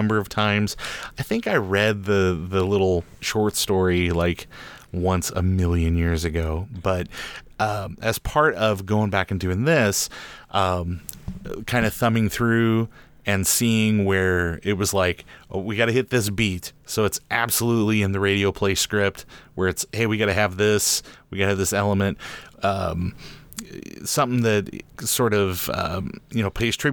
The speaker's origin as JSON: {"language": "English", "region": "Central Illinois", "country": "United States", "tie": "born or raised there", "said": "I grew up in Illinois"}